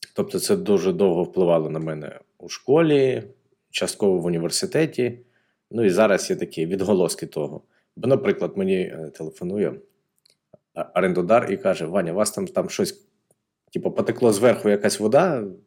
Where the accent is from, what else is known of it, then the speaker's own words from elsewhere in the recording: Donetsk, Donetsk Oblast, Ukraine; я з Донецька